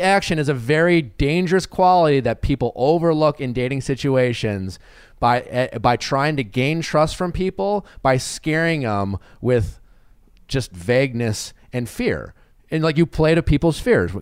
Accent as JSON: {"language": "English", "town": "Milwaukee", "region": "Wisconsin", "country": "United States", "said": "I'm from Milwaukee"}